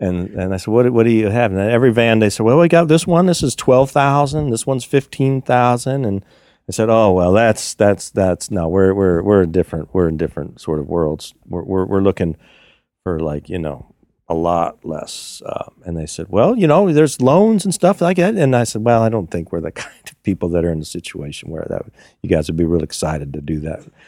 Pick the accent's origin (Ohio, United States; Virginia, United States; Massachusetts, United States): Virginia, United States; also born or lived in Kingston, New York; I'm from Virginia. Well, I grew up in Virginia